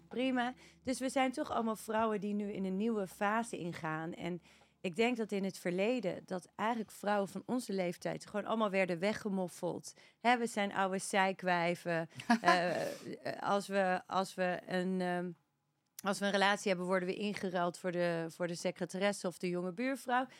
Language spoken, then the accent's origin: Dutch; Netherlands; moved away as an adult; also born or lived in Australia; now in Spain; Maar op mijn zesde inderdaad naar Nederland gegaan